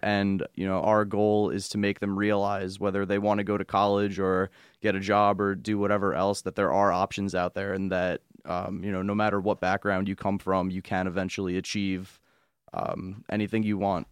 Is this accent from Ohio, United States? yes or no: no; Long Island, New York, United States; moved away as an adult; now in Binghamton, United States; I come from Long Island